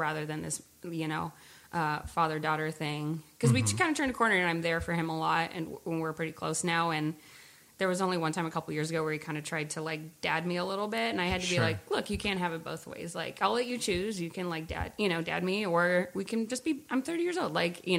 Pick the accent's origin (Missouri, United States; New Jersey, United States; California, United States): California, United States; Walnut Creek; also born or lived in San Francisco; now in Oakland, United States; No, I was born in SF. We grew up in Walnut Creek, which is like a suburb outside